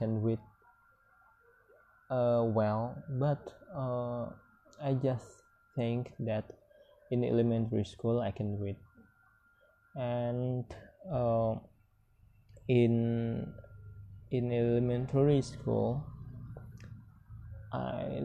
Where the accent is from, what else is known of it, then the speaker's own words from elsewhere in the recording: hometown where Randai is practised, West Sumatra, Indonesia; English is a second language; moved away; I join Randai. Is one of traditional cultural in my hometown